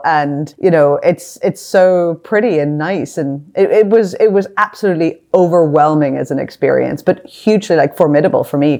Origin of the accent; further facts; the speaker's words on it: Northern Ireland, United Kingdom; And so I was technically growing up during the Troubles, you know, as we would call them.